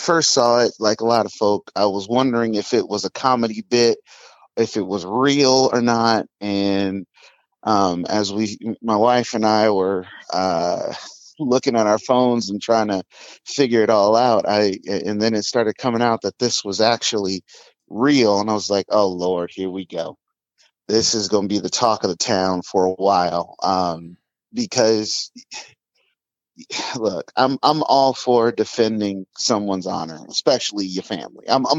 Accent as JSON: {"language": "English", "town": "Compton", "region": "California", "country": "United States", "tie": "born or raised there", "moved": "yes", "lives_now": "Seattle, United States", "said": "Born and raised in Compton, of all places."}